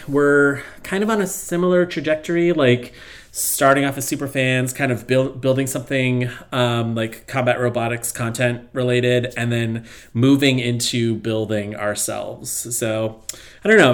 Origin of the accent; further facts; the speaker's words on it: United States; as an American